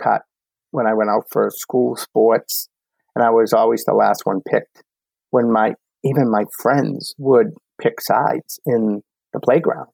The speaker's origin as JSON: {"language": "English", "town": "Medford", "region": "Massachusetts", "country": "United States", "tie": "born or raised there", "said": "from Medford, Mass, my hometown"}